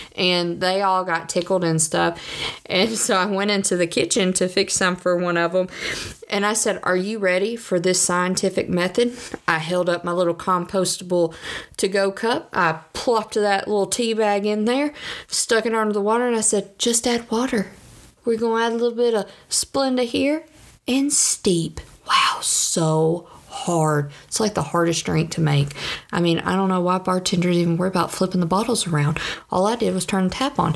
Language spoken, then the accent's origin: English; the South, United States; I'm from the South.